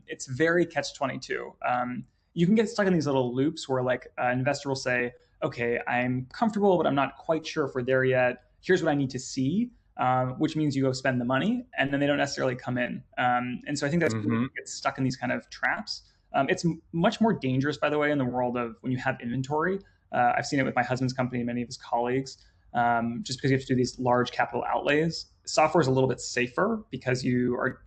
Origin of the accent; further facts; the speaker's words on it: Northern California, United States; moved away; also born or lived in London; I'm from Northern California.